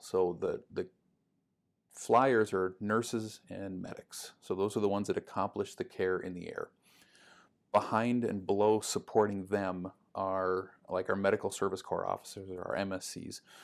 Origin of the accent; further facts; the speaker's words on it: Duluth, Minnesota, United States; I grew up in Duluth